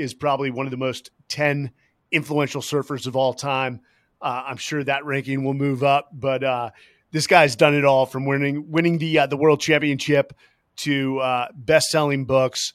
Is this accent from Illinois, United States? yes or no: no; Santa Cruz, California, United States; growing up in Santa Cruz